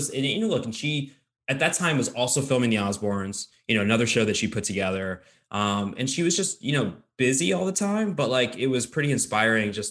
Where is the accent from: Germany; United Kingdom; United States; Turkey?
United States; Jericho, New York; I'm from yeah. I'm from Jericho.